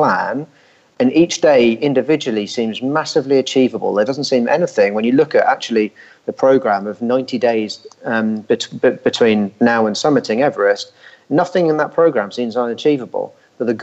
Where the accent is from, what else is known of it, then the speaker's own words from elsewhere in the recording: Richmond, London, United Kingdom; Richmond, which is my hometown.